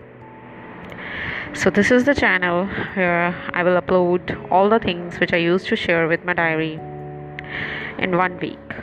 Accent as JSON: {"language": "English", "country": "India", "said": "I'm from India, 28-year-old married woman"}